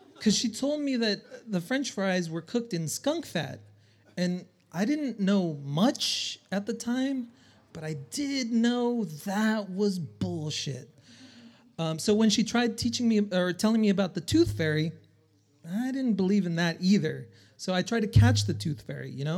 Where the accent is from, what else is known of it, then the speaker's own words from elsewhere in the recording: El Salvador; moved away; I'm from El Salvador